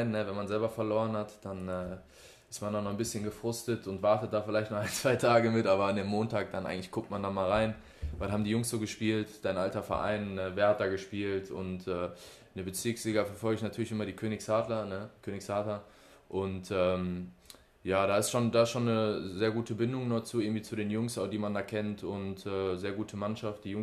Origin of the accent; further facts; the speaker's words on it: Oberhausen, North Rhine-Westphalia, Germany; Altstaden, ich komme ja aus der Ecke da auch irgendwo her